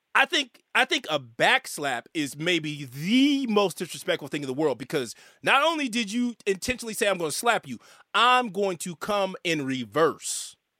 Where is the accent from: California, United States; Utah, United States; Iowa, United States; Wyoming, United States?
California, United States; Northern; I'm from California, right, Northern California